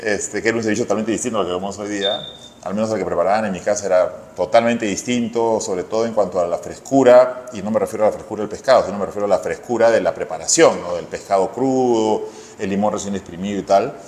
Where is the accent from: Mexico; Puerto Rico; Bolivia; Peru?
Peru; Lima; also born or lived in Barranco, Lima; nacimos en un barrio en Santa Cruz, o un barrio además picante